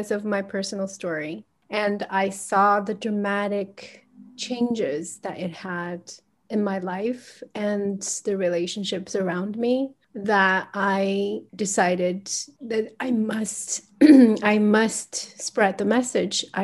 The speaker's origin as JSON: {"language": "English", "country": "United States", "tie": "born or raised there", "said": "So I grew up in the States and I had no idea who I was."}